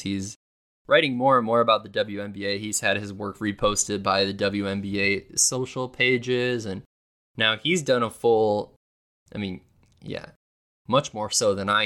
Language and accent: English; Milwaukee, Wisconsin, United States; I was from Milwaukee